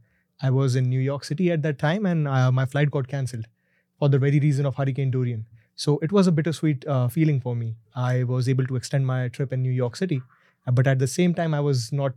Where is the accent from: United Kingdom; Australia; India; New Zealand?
India; Bhopal, Madhya Pradesh; moved away as an adult; now in Halifax, Canada; I hail from the city of Lakes, a small city called Bhopal in the central province.